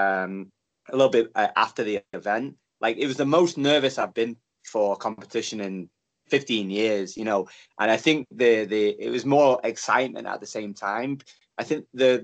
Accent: Stockport, North West England, United Kingdom; I'm from Stockport, which is in Great Manchester.

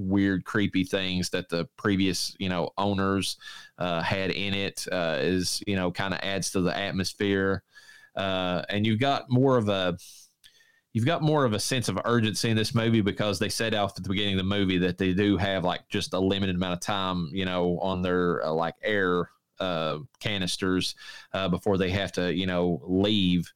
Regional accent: Eastern Kentucky, United States; I'm from Eastern Kentucky.

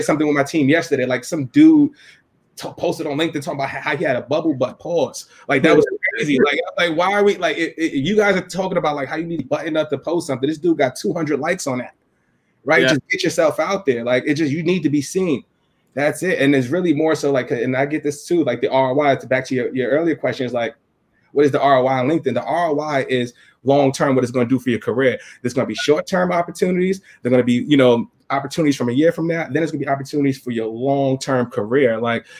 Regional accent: New York City, New York, United States; from the Bronx.

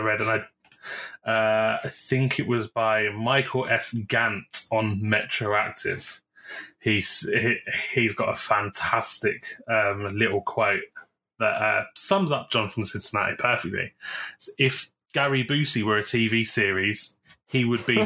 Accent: United Kingdom; I'm from the UK

